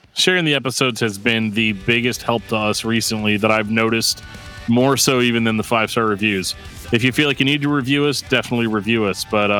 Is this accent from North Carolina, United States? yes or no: yes; North Carolina, United States; born there; I was born in North Carolina, but I'm not from North Carolina.